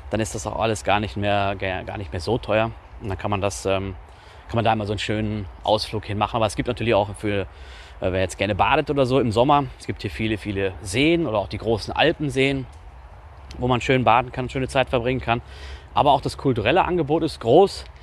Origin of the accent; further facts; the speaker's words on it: Zurich, Switzerland; natürlich, ich komme auch aus Zürich, bin so ein bisschen das ist vielleicht so ein bisschen Lokalpatriotismus